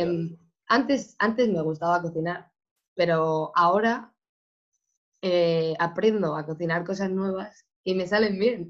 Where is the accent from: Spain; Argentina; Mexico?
Spain; moved away as an adult; now in Porto, Portugal; mi universidad en España